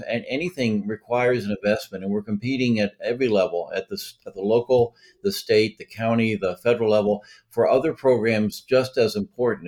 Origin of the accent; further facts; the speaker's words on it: Massachusetts, United States; now in Delaware, United States; I'm from Massachusetts originally.